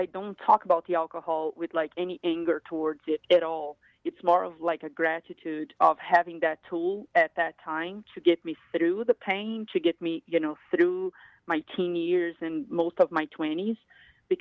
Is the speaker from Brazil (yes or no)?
yes; Brazil; moved away as an adult; now in United States; I grew up in Brazil, in a big state in Brazil, but in a poor area.